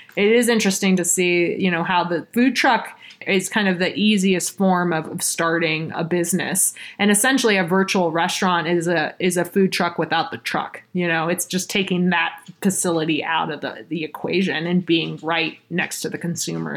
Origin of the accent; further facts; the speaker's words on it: Austin, Texas, United States; moved away as an adult; also born or lived in Bay Area, California / Boston; now in Colorado, United States; I was born actually in the Bay Area and was raised in Austin, Texas from the time I was six.